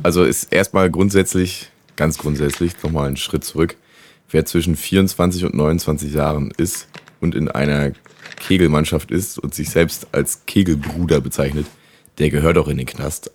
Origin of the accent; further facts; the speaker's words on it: Rostock, Mecklenburg-Vorpommern, Germany; bei uns zu Hause in Rostock